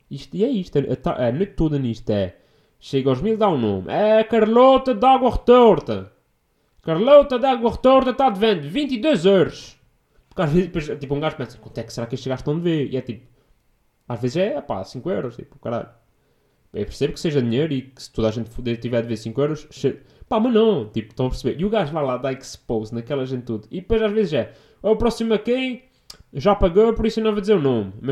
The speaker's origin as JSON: {"language": "Portuguese", "region": "Azores", "country": "Portugal", "said": "Eu venho dos Açores, a consanguinidade lá uh, é uma coisa, é um assunto."}